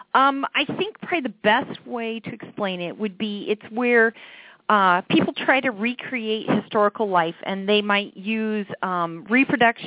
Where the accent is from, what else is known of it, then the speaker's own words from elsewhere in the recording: Iowa, United States; moved away as an adult; also born or lived in Marshalltown, Iowa / Urbandale, Iowa; now in Wisconsin, United States; I am a native Iowan, so I grew up in Urbandale and Marshalltown.